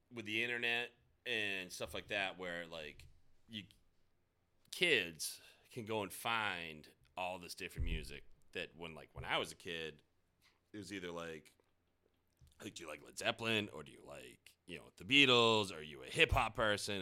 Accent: North Andover, Massachusetts, United States; also born or lived in Falmouth, Massachusetts; I grew up in North Andover

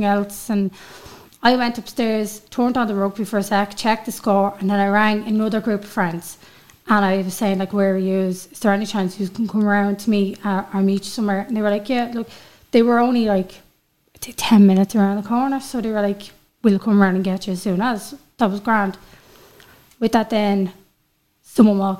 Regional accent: Dublin, Leinster, Ireland; now in Louth, Ireland; I'm originally from Crumlin, but I live in Louth

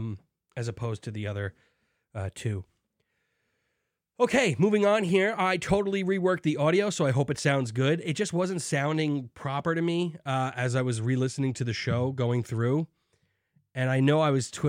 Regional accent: New York City, New York, United States; I'm from Staten Island

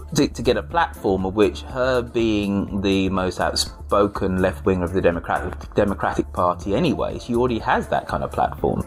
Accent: United Kingdom

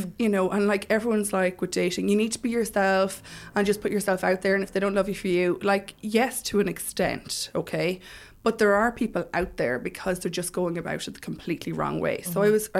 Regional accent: Mullingar, Leinster, Ireland; moved away as an adult; I'm originally from Mullingar.

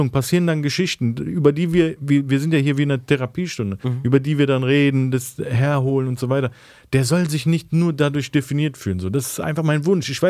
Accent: Turkey; Ich, ich werde ja als erstes als Türke definiert

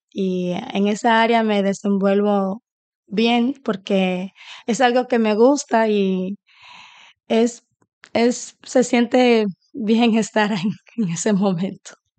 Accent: Dominican Republic; now in Sweden; Soy dominicana, eh, residente en Suecia ahora mismo, pero ahora me encuentro de visita en mi país con mi familia

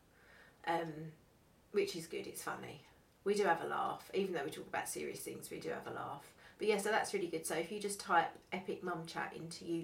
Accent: Essex, East of England, United Kingdom; I'm from Essex. I'm an Essex girl

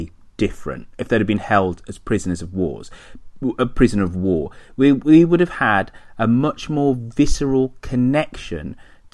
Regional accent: United Kingdom; us Brits, because we're British

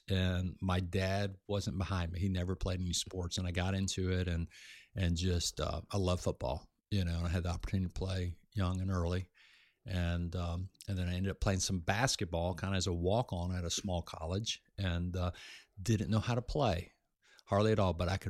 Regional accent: Florida, United States; I grew up in South Florida on the islands where a lot of people had a lot of money, a lot of boats, and I grew up around that.

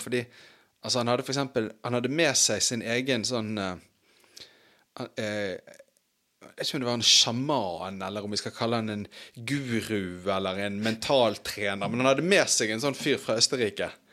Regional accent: Bergen, Vestland, Norway; barndommen på Brann stadion

